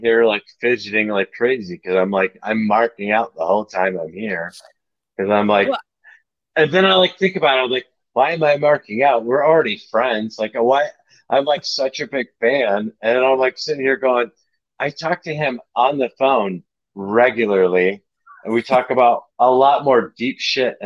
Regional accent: Michigan, United States; I grew up in Michigan. I'm in Michigan.

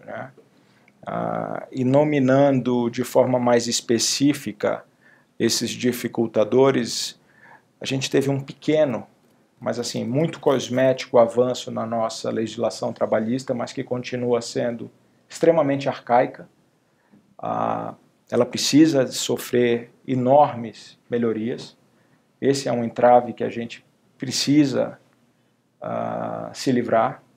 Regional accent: Belém, Pará, Brazil; moved away as an adult; also born or lived in United States / São Paulo; a gente morava num prédio alto lá em Belém, eu sou originário de Belém do Pará.

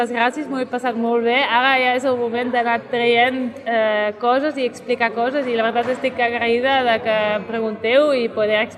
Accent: Catalonia, Spain; Jo soc catalana, em considero catalana

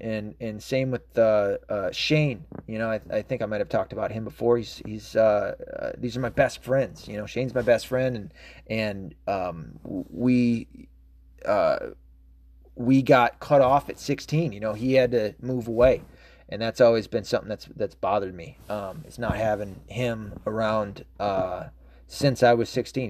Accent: Tennessee, United States; also born or lived in Arkansas; I was raised a lot in Tennessee

